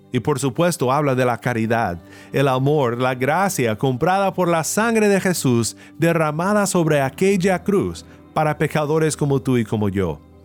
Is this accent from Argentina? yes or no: no; Kansas, United States; now in California, United States; Originalmente soy de Kansas, donde los tornados son muy comunes